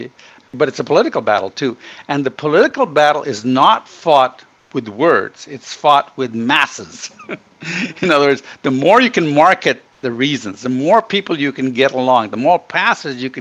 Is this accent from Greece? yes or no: no; Ghana; also born or lived in Middle East / India (ancestry); now in United States; I was born in Ghana and grew up in Africa